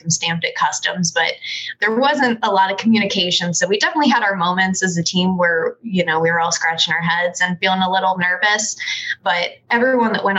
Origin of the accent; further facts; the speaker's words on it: Sacramento, California, United States; I am from Sacramento, California originally